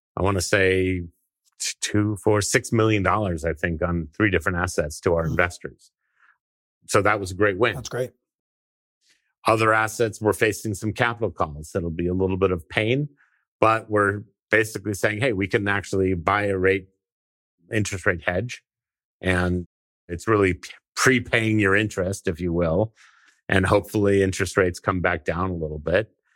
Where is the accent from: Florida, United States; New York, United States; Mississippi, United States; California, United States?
California, United States; I grew up, I was born in California